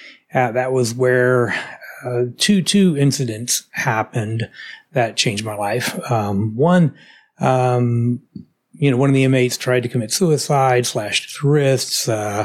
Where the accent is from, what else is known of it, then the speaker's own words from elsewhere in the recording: Dallas, Texas, United States; also born or lived in Houston; I was born and raised in Dallas, Texas.